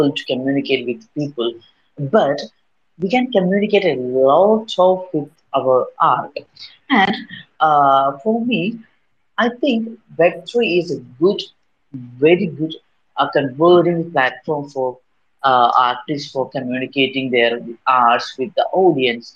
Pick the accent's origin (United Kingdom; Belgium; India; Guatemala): India; Kerala; I'm from Kerala, India